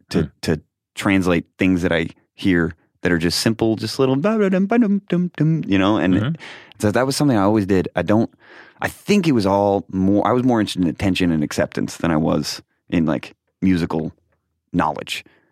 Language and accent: English; Rochester, New York, United States; I was born in Rochester, New York.